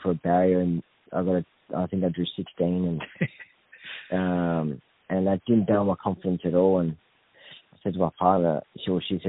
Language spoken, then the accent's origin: English; Victoria, Australia; also born or lived in Coffs Harbour, New South Wales / Grafton, New South Wales; now in Queensland, Australia; had my ups and downs growing up in Victoria and left there and moved to Coffs Harbour